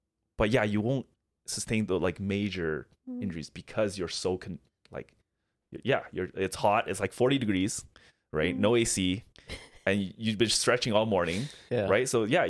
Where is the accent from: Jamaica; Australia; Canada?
Canada; But because he knows I'm Canadian, he's just complimenting me the entire